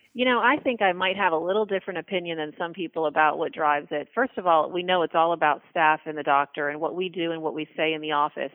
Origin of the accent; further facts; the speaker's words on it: West Palm Beach, Florida, United States; also born or lived in Boston / Tallahassee, Florida; I moved back to my hometown, which is West Palm Beach, Florida.